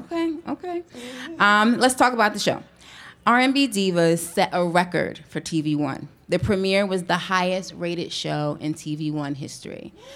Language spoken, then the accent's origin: English; East Orange, New Jersey, United States; my hometown of East Orange, New Jersey